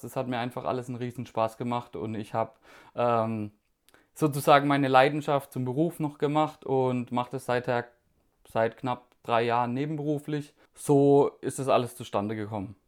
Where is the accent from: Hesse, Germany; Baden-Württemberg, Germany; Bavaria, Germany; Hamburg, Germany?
Baden-Württemberg, Germany; Karlsruhe; ich komme aus Karlsruhe